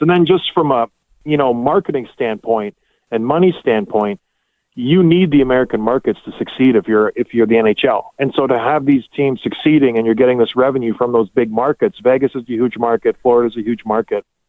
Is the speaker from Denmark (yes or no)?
no; Canada; Us being Canadian